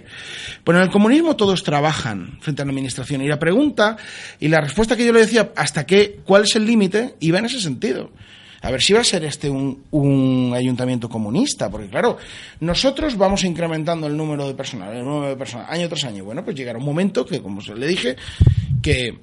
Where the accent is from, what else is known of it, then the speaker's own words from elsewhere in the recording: Spain; yo soy un español entre 27 millones